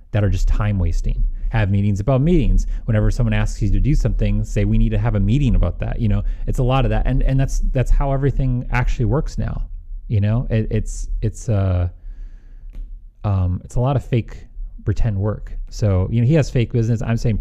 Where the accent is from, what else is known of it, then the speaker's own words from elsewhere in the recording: Midwest, United States; accent: slight Midwestern; I have a slight Midwestern